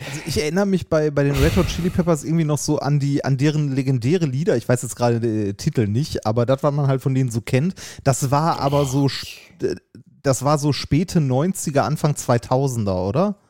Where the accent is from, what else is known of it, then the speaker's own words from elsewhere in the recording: Essen, North Rhine-Westphalia, Germany; now in Vienna, Austria; ich bin in Essen geboren worden